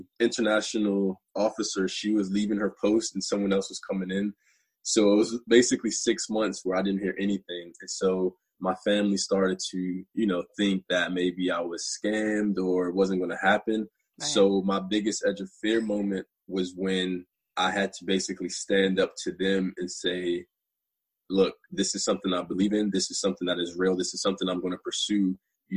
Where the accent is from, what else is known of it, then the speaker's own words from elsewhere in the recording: Washington, District of Columbia, United States; moved away; I'm from Washington, D.C. I played basketball and ran track as a kid